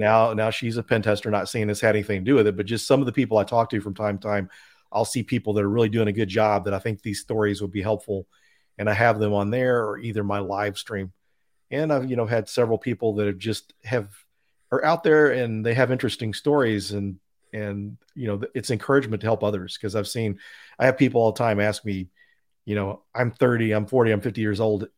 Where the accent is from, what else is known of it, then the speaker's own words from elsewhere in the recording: Denton, Texas, United States; Denton, Texas is my hometown. So I grew up there